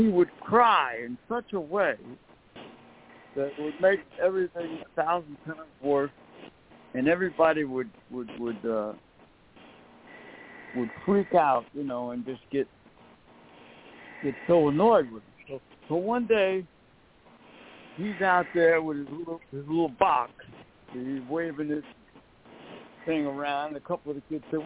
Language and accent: English; New York City, New York, United States; when I grew up in Brooklyn